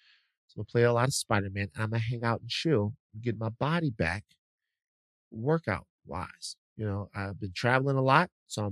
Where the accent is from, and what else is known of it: Baton Rouge, Louisiana, United States; born or raised there; moved away